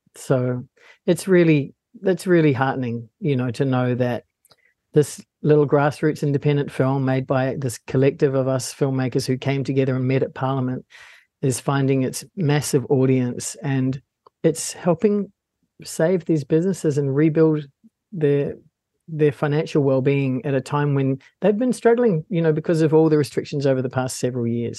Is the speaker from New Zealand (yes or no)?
yes; Palmerston North, Manawatū-Whanganui, New Zealand; I was born and raised in Palmerston North